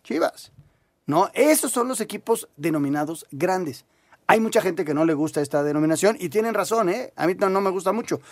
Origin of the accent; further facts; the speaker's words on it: Mexico City, Mexico; somos del DF